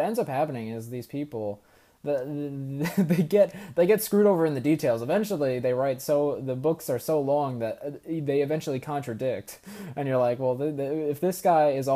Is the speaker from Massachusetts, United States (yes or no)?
no; New York, United States; growing up in New York, you know, it's not as a, you know, religious place in general